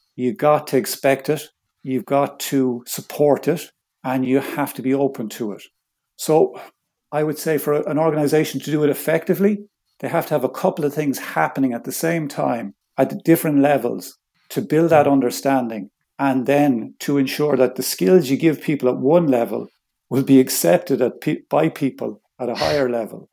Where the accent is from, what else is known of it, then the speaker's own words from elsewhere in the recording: Ireland; I'm Irish